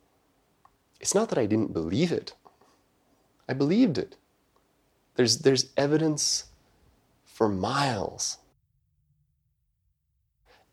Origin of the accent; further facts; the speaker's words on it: Montana, United States; moved away as an adult; also born or lived in Japan; I grew up in Montana, which is not a terribly racially diverse part of the world.